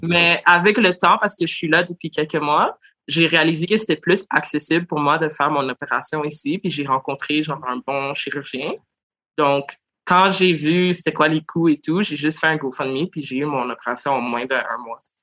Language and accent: French; Montreal, Quebec, Canada; je suis née à Montréal d'origine haïtienne